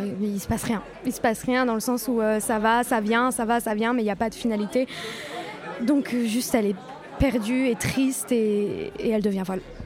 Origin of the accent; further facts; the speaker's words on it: Paris, Île-de-France, France; j'ai vingt-cinq ans, je suis de Paris